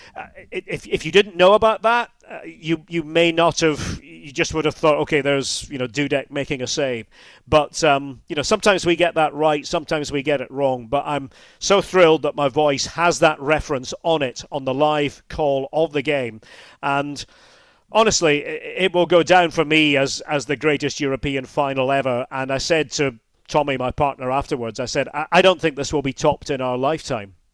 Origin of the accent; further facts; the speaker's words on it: Scotland, United Kingdom; I grew up in the U K